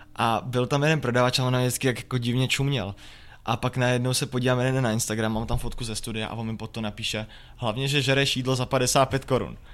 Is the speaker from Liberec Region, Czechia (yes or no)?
yes; Jablonec nad Nisou, Liberec Region, Czechia; já jsem prostě z Jablonce